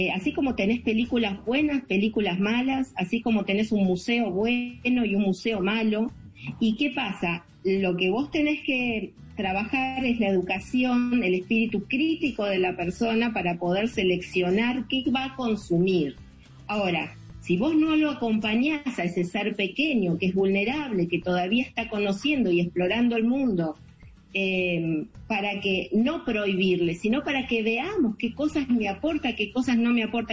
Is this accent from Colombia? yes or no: no; Argentina; yo por Argentina